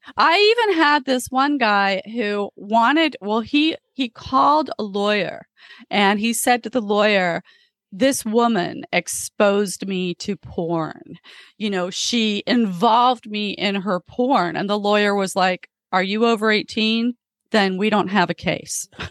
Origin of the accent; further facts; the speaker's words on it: Florida, United States; moved away as an adult; also born or lived in England; now in Los Angeles, United States; I grew up in Florida